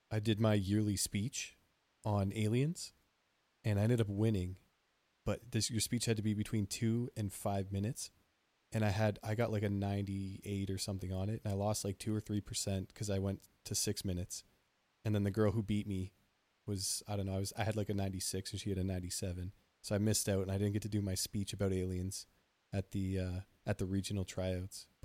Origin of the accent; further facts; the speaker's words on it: New Jersey, United States; What are you, Jersey? I'm from Jersey, and y- your spitch is weird.